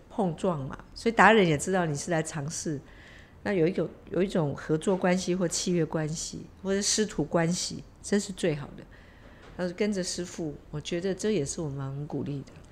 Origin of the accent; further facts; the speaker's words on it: Taiwan; 我们台湾人本来就是爱竞争了